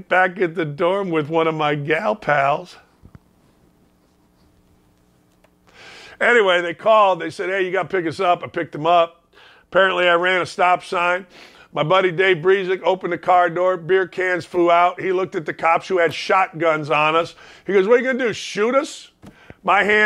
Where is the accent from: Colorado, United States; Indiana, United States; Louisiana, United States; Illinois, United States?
Indiana, United States; Gary; I grew up in Gary, Indiana